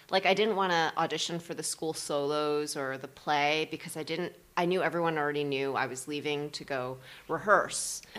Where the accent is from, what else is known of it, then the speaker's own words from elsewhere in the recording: New Jersey, United States; I grew up in New Jersey